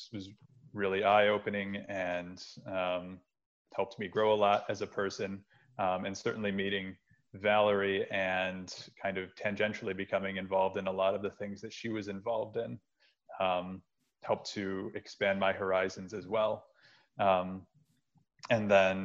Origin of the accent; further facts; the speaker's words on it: Western New York, United States; moved away as an adult; now in Research Triangle, United States; I grew up in Western New York